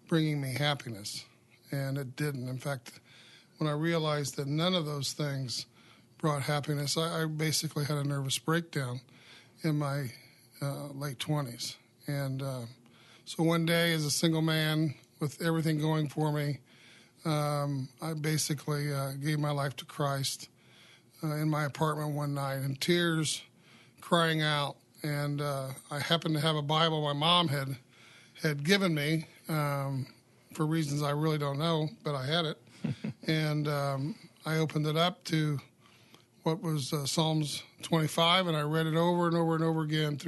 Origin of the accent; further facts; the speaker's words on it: Carmel, Indiana, United States; I grew up in the Midwest here in Carmel, Indiana